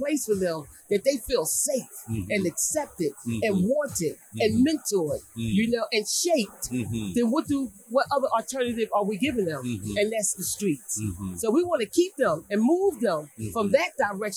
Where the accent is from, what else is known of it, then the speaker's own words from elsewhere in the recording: Philadelphia, Pennsylvania, United States; I'm from North Philly